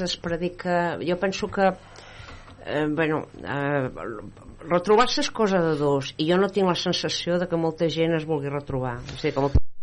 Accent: Catalonia, Spain; also born or lived in Madrid / Vallès / Sants; jo com a catalana a Madrid

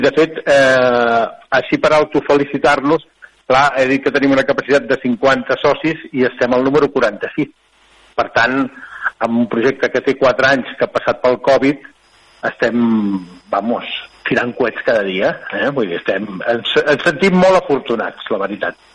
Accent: Alcover, Catalonia, Spain; also born or lived in La Selva del Camp; Jo sóc del Cuber, però la selva eh, i el Cuber, els dos llocs

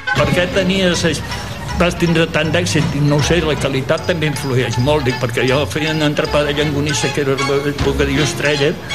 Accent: Tarragona, Catalonia, Spain; sóc de Tarragona

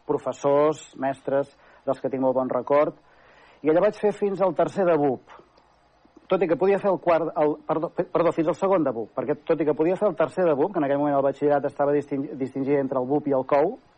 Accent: Manresa, Catalonia, Spain; also born or lived in Barcelona; De Manresa, efectivament, eh, vaig néixer, eh, sóc fill de pare i de mare manresans i, i, i he fet tota la meva vida personal aquí

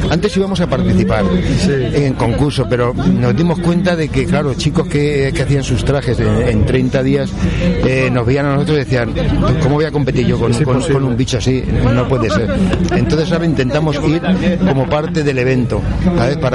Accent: Albacete, Castilla-La Mancha, Spain; Pues mira, venimos de Albacete.

